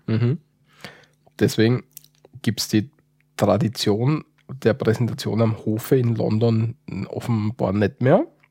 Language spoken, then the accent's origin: German; Austria; Bei uns in Österreich